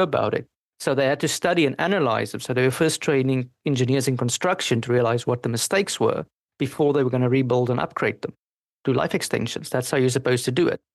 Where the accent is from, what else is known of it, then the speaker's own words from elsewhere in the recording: South Africa; first language Afrikaans; English is a second language; now in Paris, France; I'm South African in origin and I speak my home language was Afrikaans.